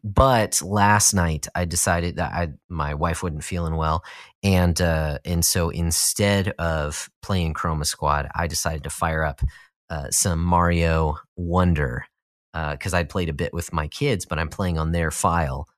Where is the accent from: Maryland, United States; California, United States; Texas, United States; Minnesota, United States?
Texas, United States; Austin; moved away; not that I was from a small town, Austin is not a small town at all, but I was als-, I was from Texas